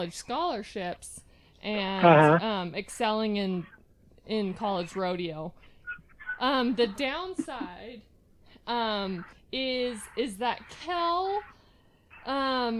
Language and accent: English; Hyrum, Utah, United States; that's where we're from. We're from Hiram, Utah